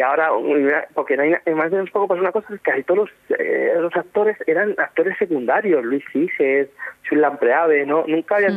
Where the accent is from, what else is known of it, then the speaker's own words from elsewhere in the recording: Ayna, Castilla-La Mancha, Spain; tenía 12 años cuando se rodó en mi pueblo